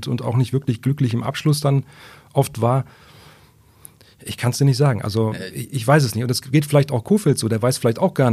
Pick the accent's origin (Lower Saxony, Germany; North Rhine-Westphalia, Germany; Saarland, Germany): Lower Saxony, Germany; Wolfsburg; ich bin gebürtiger Wolfsburg.